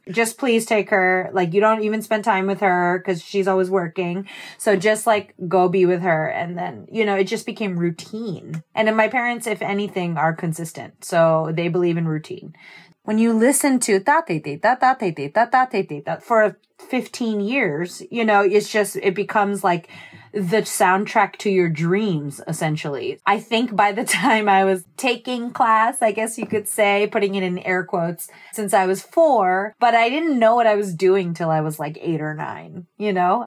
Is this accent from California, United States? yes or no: no; Lakewood, New Jersey, United States; I'm from Lakewood, New Jersey, which if there's no context for that, that's by the Jersey Shore. And I grew up with my mother, my father, my brother, and my maternal grandmother. And we are Jersey-born and bred.